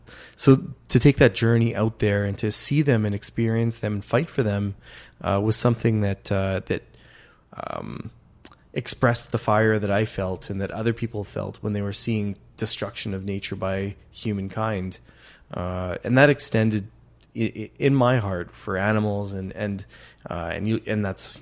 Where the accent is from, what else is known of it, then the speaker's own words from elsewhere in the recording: Goa, India; We're from from Goa in India, which is Catholics that were 500 years before they were Catholic.